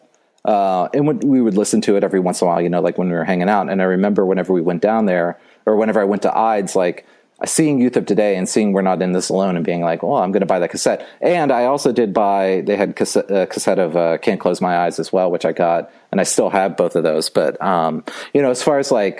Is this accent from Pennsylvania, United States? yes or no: yes; Butler, Pennsylvania, United States; where I grew up in Butler, Pennsylvania